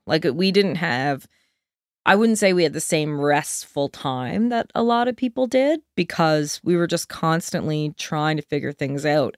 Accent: Deer Lake, Newfoundland and Labrador, Canada; moved away as an adult; also born or lived in Antigonish; we grew up in a nice little town on a lake, you know, like, called Deer Lake

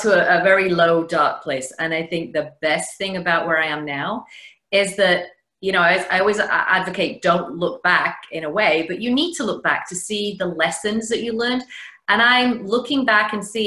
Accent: the north of England, United Kingdom; now in Connecticut, United States; Originally, as you can tell, I'm from England, the north of England, but I live in Connecticut now, about an hour outside New York.

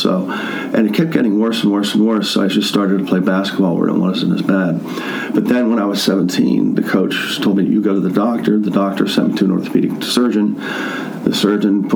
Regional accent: Baldwin, United States; I am originally from Baldwin, at Baldwin High School, graduate of in 83.

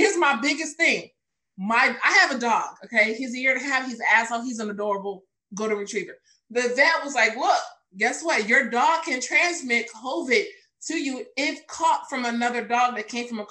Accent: Chicago, Illinois, United States; Born in the South Subs, moved to the city because for him, and yeah, this is where I'm at.

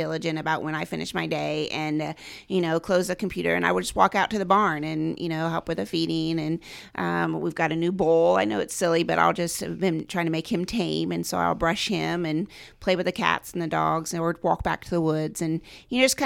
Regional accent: Randolph County, Indiana, United States; I grew up here, as I said, in Randolph County.

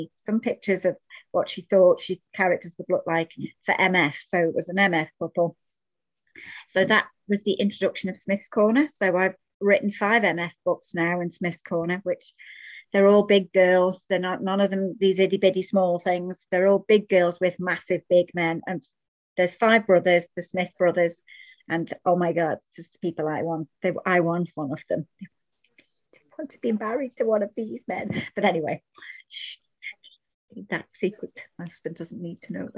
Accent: Isle of Man; I am Manx. So for those of you that don't know what that means, it means that I was born in the Isle of Man.

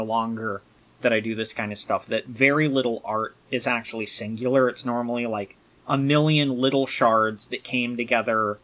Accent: Virginia, United States; the area that I grew up, I was close enough to Richmond

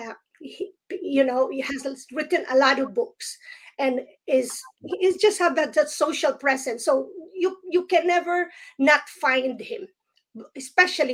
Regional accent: Philippines; now in United States; although I am from the Philippines, but I am now here in United States

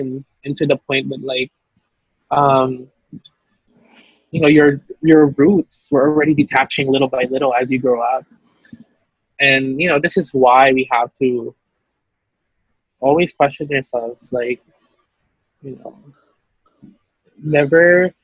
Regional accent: Philippines; because that's deeply rooted in our culture. You know, and how we also see ourselves as Filipino.

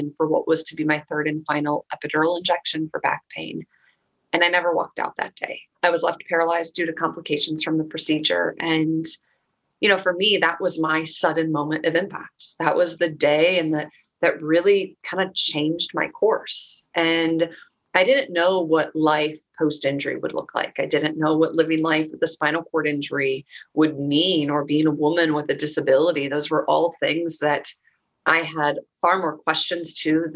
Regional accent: Minnesota, United States; I grew up in Minnesota, and I'm the baby of three girls.

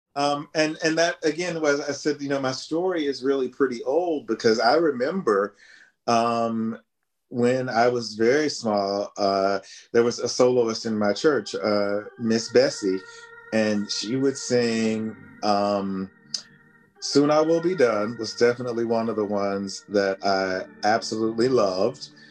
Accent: West Virginia, United States; in a local church choir in my hometown in West Virginia

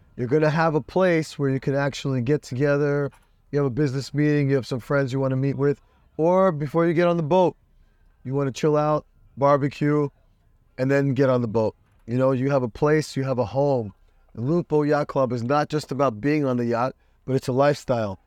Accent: New York, United States; now in Miami, United States; They took me out of Brooklyn

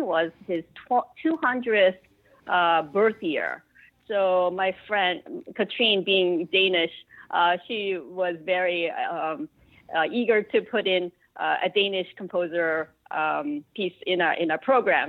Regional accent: Chicago, Illinois, United States; moved away as an adult; also born or lived in South Korea; my parents immigrated to Chicago when I was 9 years old. Mm-hmm. And I lived in Chicago all my life

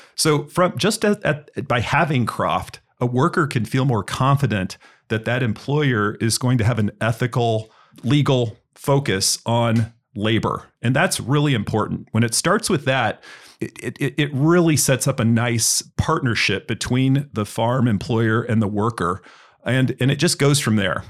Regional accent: Indiana, United States; also born or lived in San Francisco, California / Carmel, Indiana; I grew up in Indiana, um, Indiana University graduate

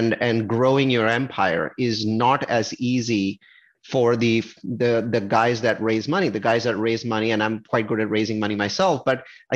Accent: Silicon Valley, California, United States; I'm from Silicon Valley

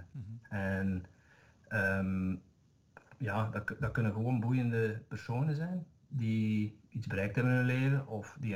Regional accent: Zeeland, Netherlands; Ik ben een Nederlander. Dus dat daar mijn accent niet zeggen.

